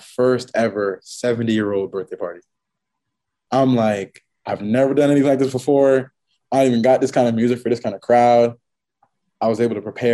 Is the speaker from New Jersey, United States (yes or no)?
yes; Franklin, New Jersey, United States; my hometown, Franklin, New Jersey.